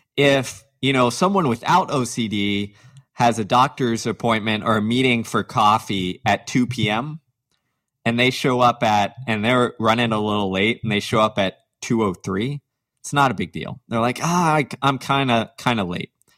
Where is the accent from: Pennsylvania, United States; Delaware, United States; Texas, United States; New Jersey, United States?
Texas, United States; growing up in the South, in Texas, as a diehard athlete